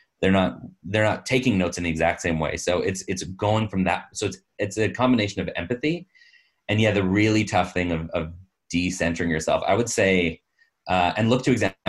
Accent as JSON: {"language": "English", "country": "Canada", "tie": "born or raised there", "said": "I'm a straight male, born and raised in Canada, full citizenship. I have this accent, which is not detectably foreign"}